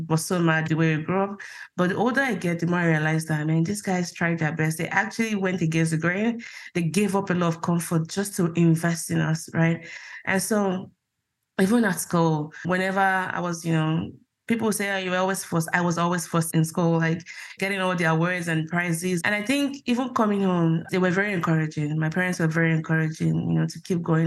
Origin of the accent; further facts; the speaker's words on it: Nigeria; moved away as an adult; now in United States; growing up in Nigeria, like most Nigerians, you had a religion